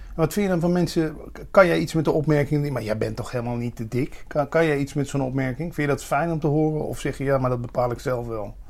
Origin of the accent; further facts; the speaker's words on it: Limburg, Netherlands; waar ik vandaan kom is ook het o, eh, het begrip avondontbijt geïntroduceerd